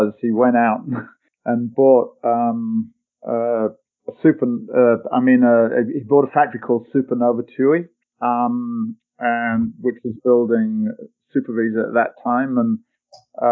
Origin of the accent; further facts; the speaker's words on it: North Lincolnshire, Yorkshire and the Humber, United Kingdom; moved away; I grew up in North Lincolnshire, which is a farming community